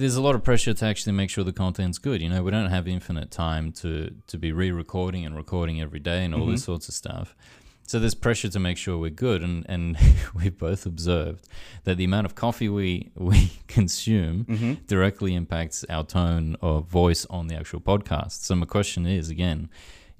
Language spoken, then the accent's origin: English; Melbourne, Victoria, Australia; we're from Melbourne.